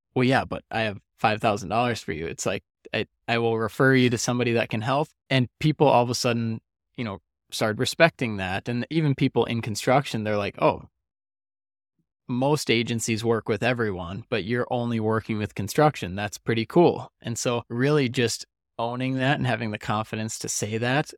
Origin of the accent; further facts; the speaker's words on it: Detroit Lakes, Minnesota, United States; now in Arizona, United States; Detroit Lakes, Minnesota, which is where the, where the money's going and is my hometown